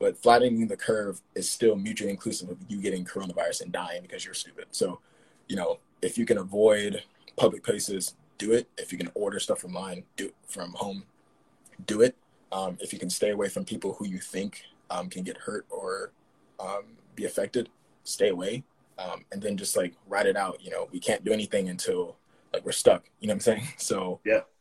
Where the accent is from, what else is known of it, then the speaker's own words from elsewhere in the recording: East Coast, United States; moved away as an adult; now in Paris, France; I'm American, you know, I grew up on the East Coast